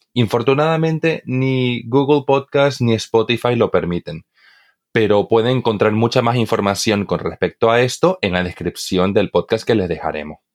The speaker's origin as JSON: {"language": "Spanish", "region": "eastern Bolivia", "country": "Bolivia", "said": "Yo, por ejemplo, que soy de Bolivia, Bolivia, eh, en, el oriente boliviano, es de donde yo soy"}